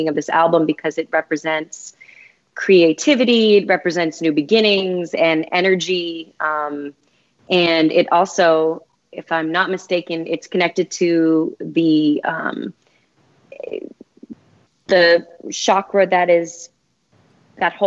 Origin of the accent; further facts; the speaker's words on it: Boston, Massachusetts, United States; if I wasn't from Boston